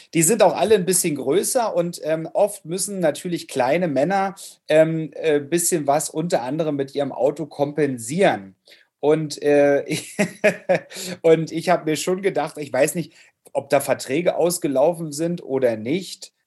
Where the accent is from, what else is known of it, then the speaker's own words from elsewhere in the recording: Germany; moved away; ich bin im Urlaub in Lau im Lautzer Seenland. Ähm, wie kann es anders sein? Ähm, in meiner Heimat zur Gegend